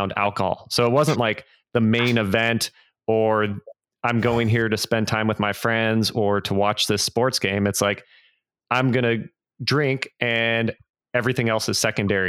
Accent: California, United States; now in Nashville, United States; I live in Nashville, Tennessee now. I'm originally from California

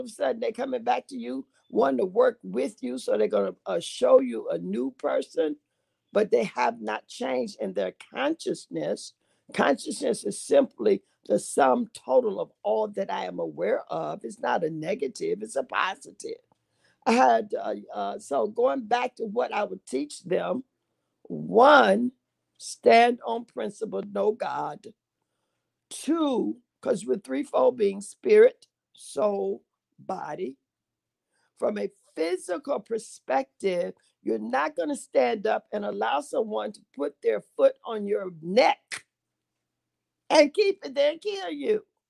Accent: Sarasota, Florida, United States; moved away as an adult; also born or lived in Camp Lejeune, North Carolina; now in Chicago, United States; I'm originally from Sarasota, Florida

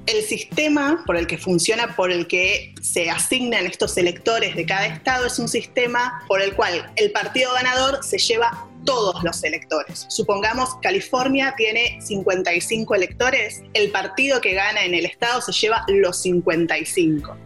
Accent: Argentina; now in Washington, United States; soy periodista de Argentina, vivo en Washington, Distrito de Columbia

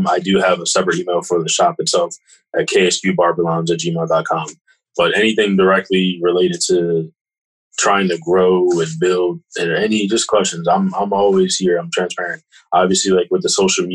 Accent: Kennett Square, Pennsylvania, United States; growing up in Kennedy and Chester County, living around here

